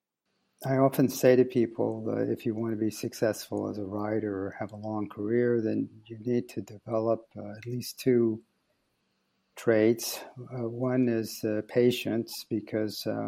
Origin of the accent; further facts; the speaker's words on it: United States; moved away as an adult; now in Belgium; I'm an American playwright